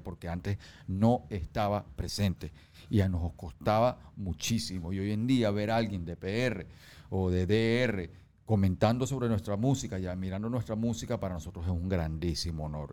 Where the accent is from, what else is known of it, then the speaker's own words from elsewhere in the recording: Venezuela; en mi país